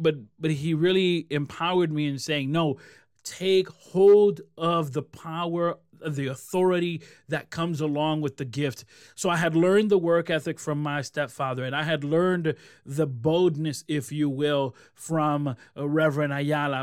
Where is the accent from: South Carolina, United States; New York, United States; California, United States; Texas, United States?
New York, United States; Rochester; also born or lived in Puerto Rico; I moved from Rochester where I'm born and raised to Puerto Rico